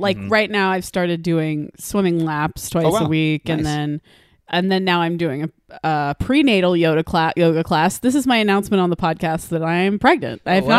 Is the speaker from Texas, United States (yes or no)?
yes; Austin, Texas, United States; in Austin growing up in Texas, we never even said the word hike.